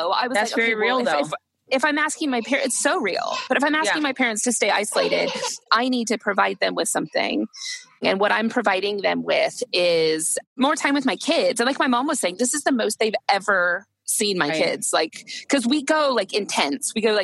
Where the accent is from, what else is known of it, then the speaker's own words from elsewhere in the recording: United States; moved away as an adult; being American, I had both of my children here because I've lived here for nearly 15 years now.